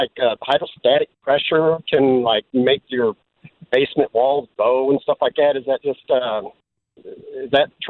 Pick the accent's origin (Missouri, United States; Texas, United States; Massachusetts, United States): Missouri, United States; Cape Girardeau; now in St. Louis, United States; I'm from Cape Girardeau